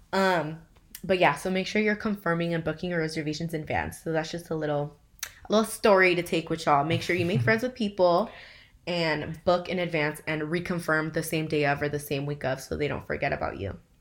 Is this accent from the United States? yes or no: yes; Inland Empire, California, United States; we are from IE